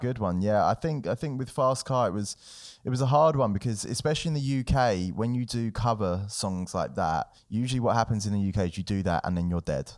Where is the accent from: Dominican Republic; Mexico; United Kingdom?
United Kingdom; London; growing up in London was cool